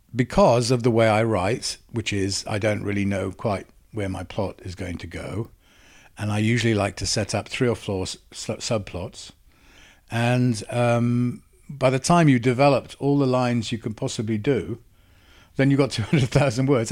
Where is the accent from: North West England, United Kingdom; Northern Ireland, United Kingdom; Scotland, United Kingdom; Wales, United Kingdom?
Wales, United Kingdom; accent: Welsh; moved away; also born or lived in England; I'm Welsh